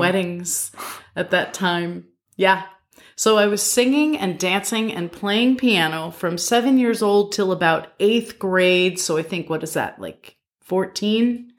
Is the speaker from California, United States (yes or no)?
no; Albany, New York, United States; I grew up in Albany, New York